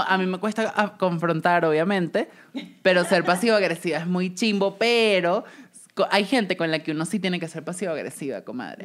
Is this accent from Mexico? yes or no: no; Venezuela; moved away as an adult; cuando me fui de Venezuela y trabajé